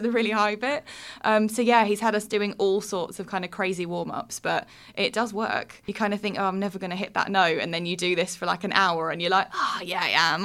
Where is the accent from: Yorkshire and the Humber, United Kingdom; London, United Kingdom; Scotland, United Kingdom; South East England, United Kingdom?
South East England, United Kingdom; the Southeast; moved away as an adult; also born or lived in Birmingham; I'm originally born and raised in the Southeast